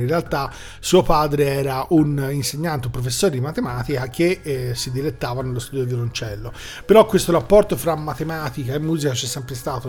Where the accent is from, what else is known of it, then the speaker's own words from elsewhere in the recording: Florence, Tuscany, Italy; essendo fiorentini e avendo qui vicino praticamente il Museo della Scienza